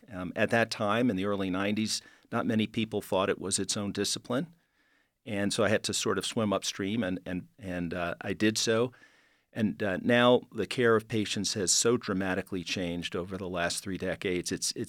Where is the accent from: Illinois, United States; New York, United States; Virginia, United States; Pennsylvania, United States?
New York, United States; New York City; Well, I grew up in New York City, and it was an interesting time. It was 60s and 70s. It was a challenging time in New York, but also an incredibly dynamic place to be.